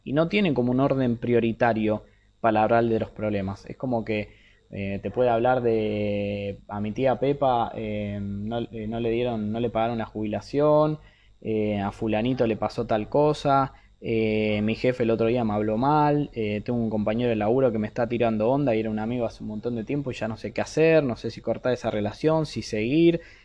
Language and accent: Spanish; Argentina; soy de Argentina